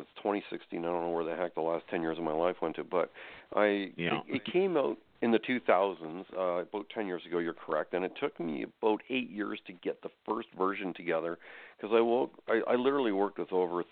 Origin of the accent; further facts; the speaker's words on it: Canada; I am Canadian. So the way we do politics here in Canada